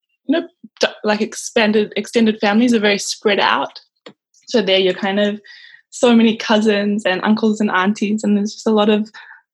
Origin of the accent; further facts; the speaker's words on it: Tonga; moved away as an adult; now in Goodna, Australia; Growing up in Tonga was very different.